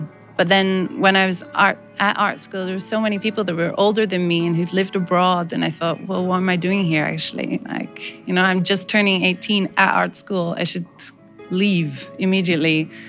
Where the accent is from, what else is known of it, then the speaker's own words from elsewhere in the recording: Scotland, United Kingdom; now in Belgium; So I was born in Scotland in this council housing estate. So these gray, you know, gray skies, apartment buildings, you know, like these social housing blocks.